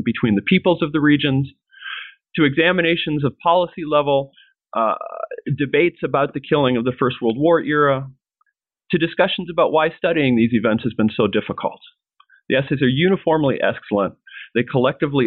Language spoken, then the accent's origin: English; Michigan, United States; I was from Michigan, and I actually went to undergrad at Michigan State